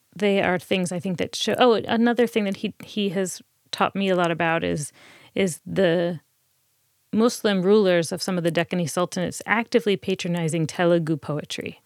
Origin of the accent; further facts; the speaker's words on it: New Jersey, United States; now in Boston, United States; I grew up in New Jersey